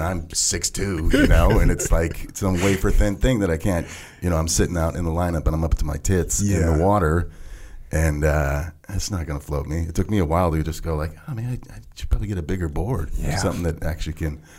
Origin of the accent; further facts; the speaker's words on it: Huntington Beach, California, United States; moved away as an adult; also born or lived in Eugene, Oregon; we moved down to Southern California, Huntington Beach, when I was maybe one.